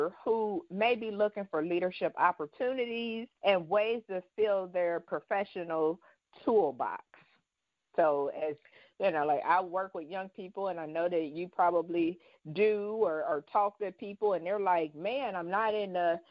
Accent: Dayton, Ohio, United States; growing up in Dayton

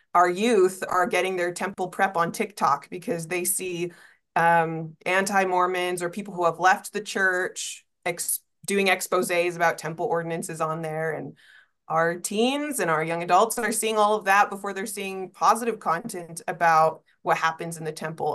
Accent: East Coast, United States; moved away; also born or lived in Utah; I grew up on the East Coast

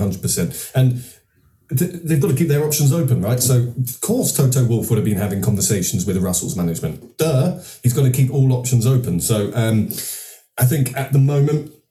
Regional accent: England, United Kingdom; as an English person

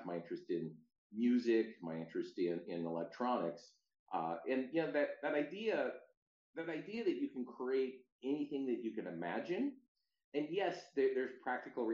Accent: Stanwood, Washington, United States; moved away as an adult; also born or lived in Seattle, Washington; now in San Francisco, United States; I grew up in outside of a town called Stanwood, Washington, and then I moved to Seattle a bit later

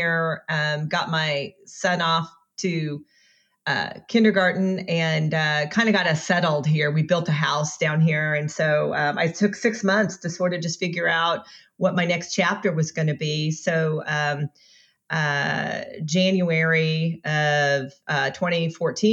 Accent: Southern Illinois, United States; moved away as an adult; my husband and I are from Southern Illinois, which is not, they like to think that they're in the South, but they're not

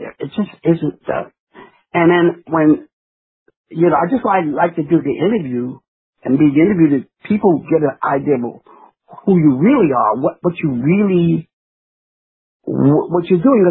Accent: New York, United States; I'm a New Yorker

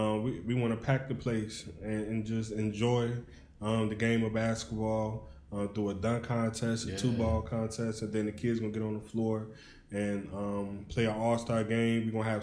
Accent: Hopkins Park, Illinois, United States; Man, all right … man. I'm from Hopkins Park.

